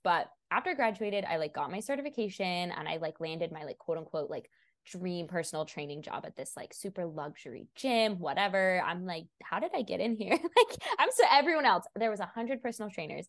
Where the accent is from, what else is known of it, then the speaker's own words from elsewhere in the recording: Washington, United States; also born or lived in Portland, Oregon; now in Sacramento, United States; I'm originally from Washington